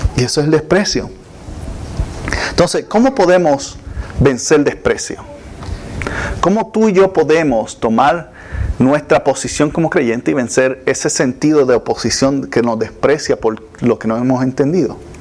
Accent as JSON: {"language": "Spanish", "country": "Puerto Rico", "tie": "born or raised there", "moved": "yes", "said": "nosotros estábamos en Puerto Rico, de donde yo soy, estábamos muy cerca de la playa, la escuela quedaba bien cerca de la playa"}